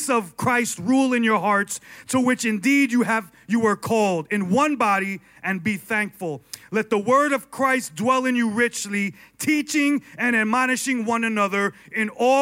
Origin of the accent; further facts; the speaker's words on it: New York, United States; I was born and raised in New York